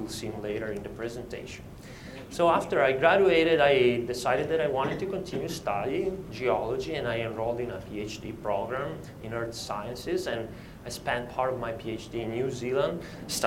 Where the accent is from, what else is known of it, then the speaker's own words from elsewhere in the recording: Italy; I was born in Italy in 1978